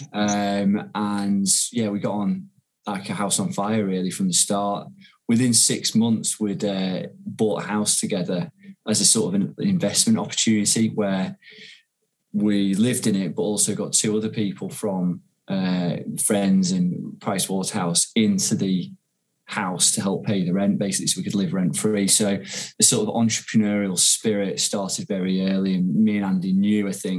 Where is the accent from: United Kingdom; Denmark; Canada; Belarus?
United Kingdom; Ormskirk, North West England; moved away as an adult; also born or lived in London; now in Manchester, United Kingdom; I'm from a place called Ormskirk, actually, which is in Lancashire, a bit closer to Liverpool. But I came to Manchester when I was 18 for university